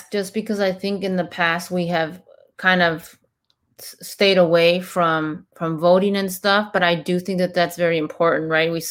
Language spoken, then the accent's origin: English; Mexico; moved away; we're both immigrants from Mexico.